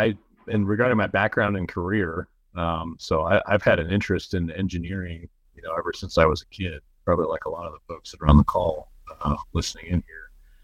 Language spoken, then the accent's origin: English; Chicago, Illinois, United States; moved away as an adult; also born or lived in Iowa; growing up in Chicago.